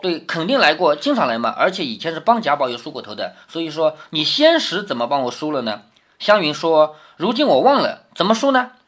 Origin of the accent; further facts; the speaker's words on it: China; 我们中国人一向都是以孝为先的